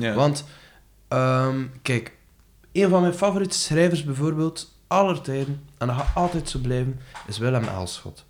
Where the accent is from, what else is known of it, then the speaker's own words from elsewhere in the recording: West Flanders, Belgium; Ik ben een West-Vlaming, bijvoorbeeld. Ik hou enorm van het West-Vlaams